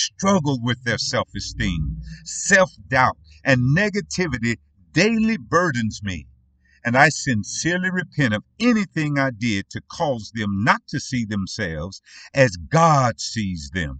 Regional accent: United States; we as Black American parents

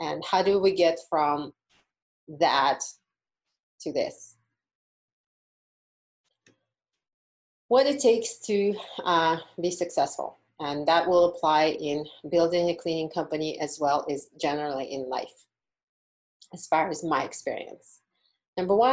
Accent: Uzbekistan; moved away as an adult; now in Las Vegas, United States; when I was in college back in my home country of Uzbekistan

